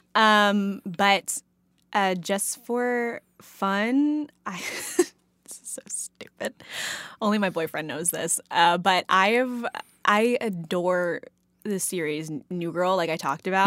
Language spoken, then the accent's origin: English; Texas, United States; moved away; I'm from Texas, so I grew up on Tex-Mex